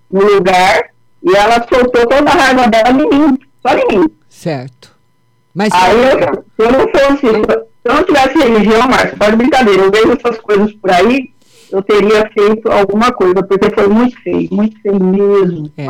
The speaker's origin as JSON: {"language": "Portuguese", "town": "Votuporanga", "region": "São Paulo", "country": "Brazil", "said": "eu, eu sou de Votoporanga, lembra?"}